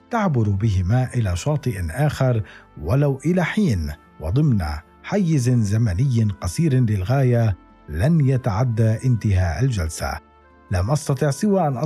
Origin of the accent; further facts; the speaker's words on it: Syria; اذا ربما لدينا كسوريين من اجيال معينه نوستالجيا موحده